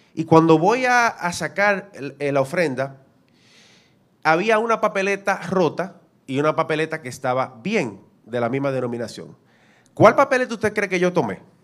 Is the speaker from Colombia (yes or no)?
no; Dominican Republic; nosotros como dominicanos somos representantes de República Dominicana